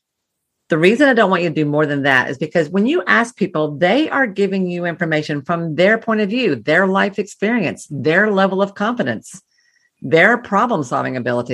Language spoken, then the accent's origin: English; the South, Southern United States, United States; I'm a Southerner